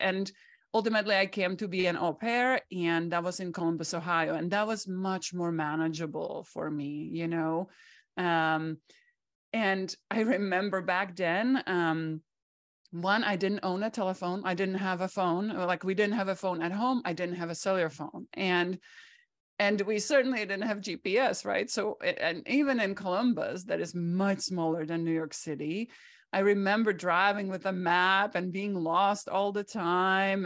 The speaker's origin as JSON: {"language": "English", "country": "Czechia", "tie": "born or raised there", "second_language": "English", "moved": "as an adult", "lives_now": "United States", "said": "I grew up behind the Iron Curtain"}